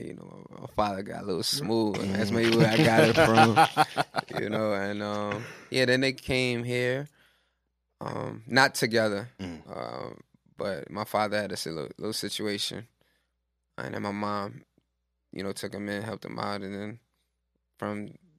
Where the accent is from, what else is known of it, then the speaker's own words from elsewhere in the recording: New York, United States; I grew up in East Flatbush, like pretty close to where the shop is.